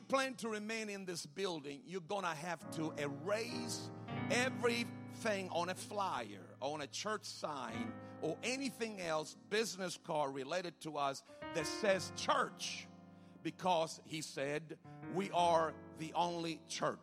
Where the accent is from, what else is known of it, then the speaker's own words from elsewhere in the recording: Sicily, Italy; moved away as an adult; also born or lived in Rome, Italy; I was born and raised in Italy and on an island called Sicily.